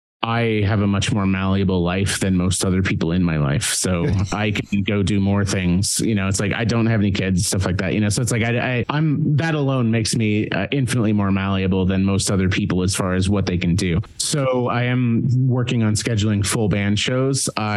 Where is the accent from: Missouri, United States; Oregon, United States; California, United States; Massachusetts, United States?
Missouri, United States; Kansas City; now in Atlanta, United States; I did a couple of shows last year. I live in Atlanta and I'm from Kansas City. So I basically went back to Kansas City and just basically pulled my old bandmates out of their day jobs